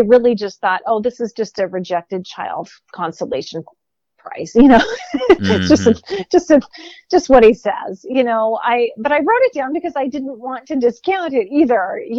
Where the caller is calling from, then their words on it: Seattle, Washington, United States; hi, I'm calling from Seattle